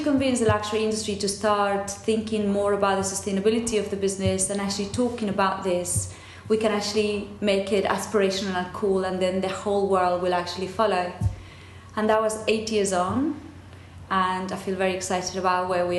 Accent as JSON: {"language": "English", "country": "Argentina", "tie": "born or raised there", "second_language": "English", "moved": "as an adult", "lives_now": "England, United Kingdom", "said": "I was born and brought up in dictatorship in Argentina."}